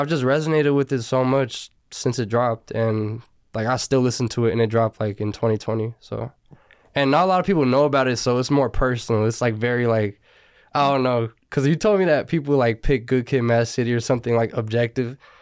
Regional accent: Burbank, California, United States; also born or lived in Sylmar, Los Angeles; now in Northridge, Los Angeles, United States; I was born in Selmar, but I didn't live there. And I grew up in Burbank

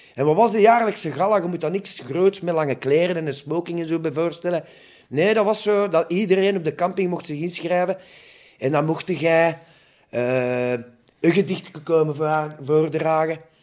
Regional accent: Muizen, Flanders, Belgium; ik ben afkomstig van Muizen bij Mechelen

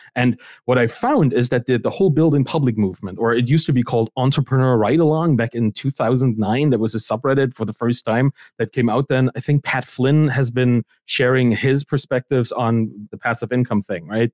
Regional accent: East Germany, Germany; I come from East Germany. That's kind of where I grew up

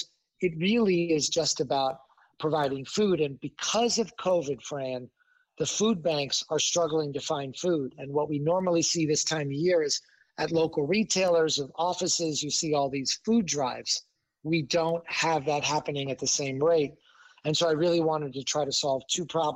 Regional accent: Chicago, Illinois, United States; my hometown of Chicago.

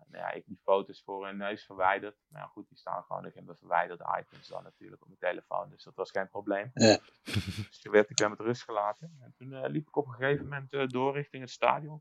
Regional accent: Netherlands; now in Warsaw, Poland; ik woon in Warschau, ik kom uit, eh, kom uit Nederland

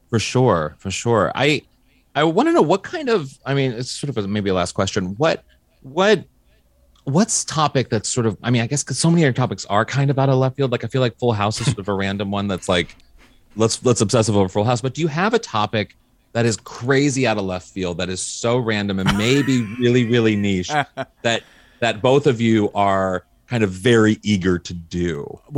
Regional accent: St. Louis, Missouri, United States; I'm from St. Louis, Missouri originally

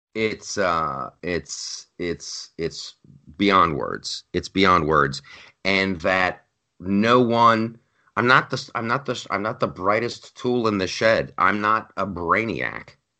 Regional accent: Columbus, Ohio, United States; Columbus, Ohio, my hometown

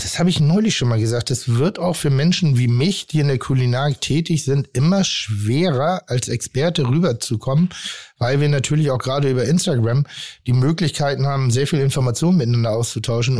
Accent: Hamburg, Germany; also born or lived in Pinneberg; ich bin kein geborener Hamburger, sondern ich bin in Pinneberg respektive in Zorn geboren und bin dann nach Hamburg gezogen

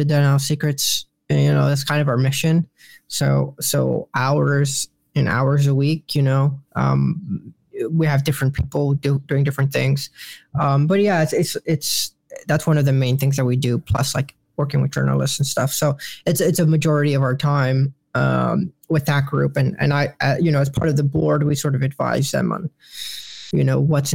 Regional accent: Chicago, Illinois, United States; moved away as an adult; now in Washington, D.C., United States; I love Chicago. I grew up in Little Village.

